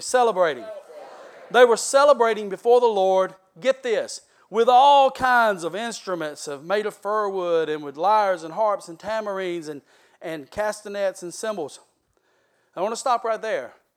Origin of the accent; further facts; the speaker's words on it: South Georgia, United States; I am from South Georgia